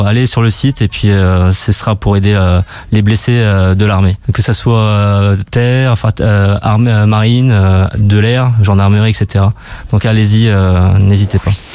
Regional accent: Châlons-en-Champagne, Grand Est, France; je suis de Chalon en Champagne

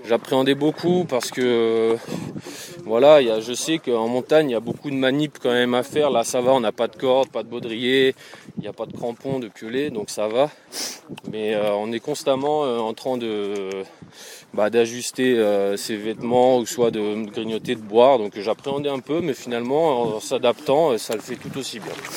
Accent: Alsace, Grand Est, France; moved away; Moi, à la base, je viens d'Alsace

